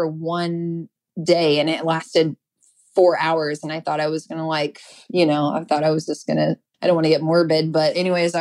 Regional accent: Austin, Texas, United States; moved away as an adult; now in Portland, United States; I was raised in Austin, Texas. So I lived there for the majority of my life

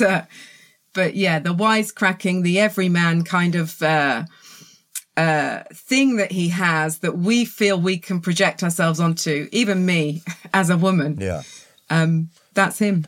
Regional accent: Reading, South East England, United Kingdom; accent: southern; also born or lived in London; now in South coast of England, United Kingdom; I was born in Reading, lived in London, and now I'm on the south coast of England. So, uh, wow. a very southern accent

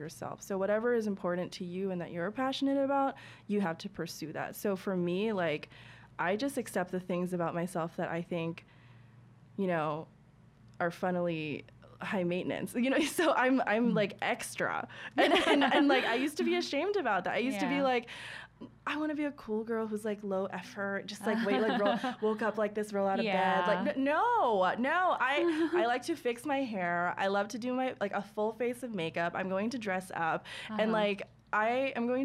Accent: New York, United States; as like a New Yorker

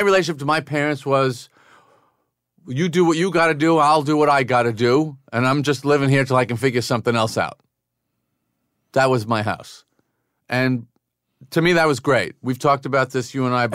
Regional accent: Massapequa, New York, United States; growing up in Massapequa

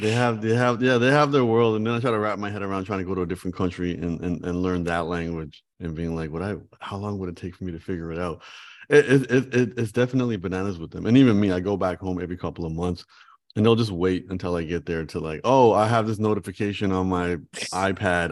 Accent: Canada; moved away as an adult; now in Los Angeles, United States; I'm I'm Canadian

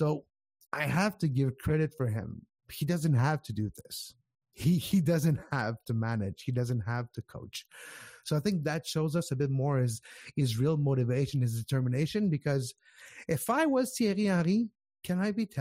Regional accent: Canada; I'm Canadian.

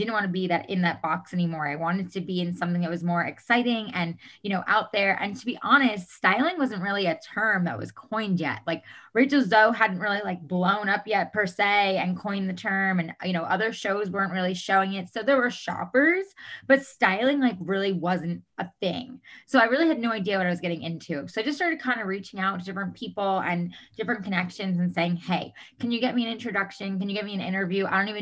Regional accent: New York, United States; moved away as an adult; now in Los Angeles, United States; I am originally from New York. I moved out to Los Angeles, California, where I live now

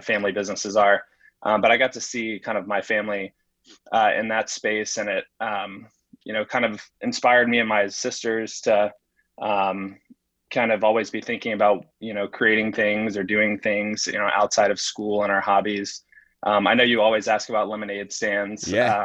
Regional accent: Huntsville, Alabama, United States; moved away as an adult; now in New York, United States; so I grew up in uh, Huntsville, Alabama

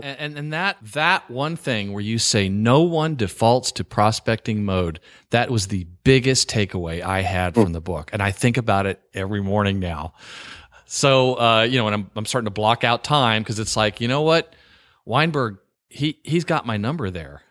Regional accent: the South, United States; also born or lived in New York; now in Virginia, United States; I live in Virginia and I grew up in the South

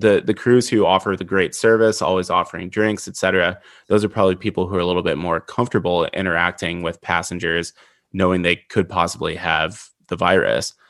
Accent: Midwest, United States; I grew up in the Midwest.

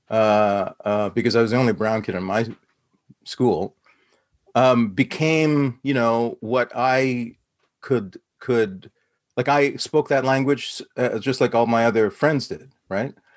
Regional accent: Saskatoon, Saskatchewan, Canada; I was a brown kid, son of immigrant parents, growing up in Saskatoon, Saskatchewan

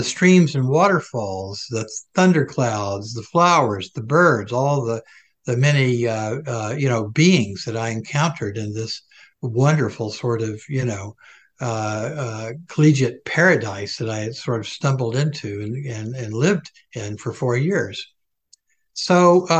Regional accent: Atlanta, Georgia, United States; I was raised down south in Protestant tradition

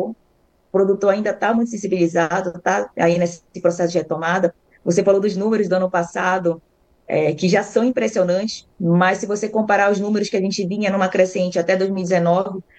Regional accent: Belém, Pará, Brazil; now in Bastos, Brazil; Eu vim de Belém, não era a minha profissão ali inicial, cheguei a ser dentista.

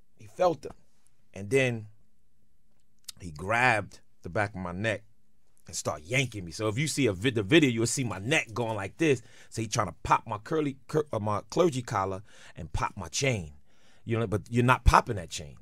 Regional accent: New York City, New York, United States; I'm from Brooklyn

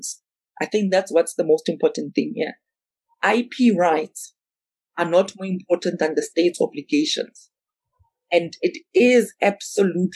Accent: South Africa; I'm South African

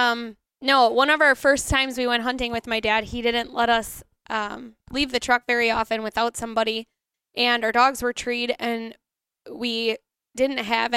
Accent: Wisconsin, United States; accent: Wisconsin; my Wisconsin accent

